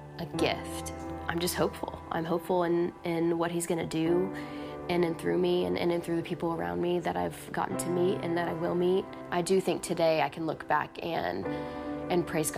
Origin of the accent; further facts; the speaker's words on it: Tennessee, United States; also born or lived in Florida; now in Mississippi, United States; we moved to Tennessee from Florida when I was 10 years old in the middle of the school year